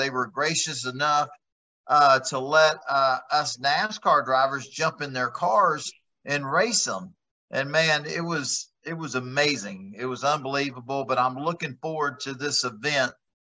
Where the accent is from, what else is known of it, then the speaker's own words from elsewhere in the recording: Texas, United States; being a Texan